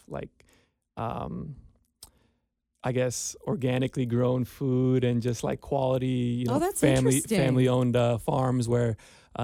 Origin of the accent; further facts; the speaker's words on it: United States; moved away as an adult; now in Ohio, United States; We're from New Jersey, New York, so it's very hustle and bustle out there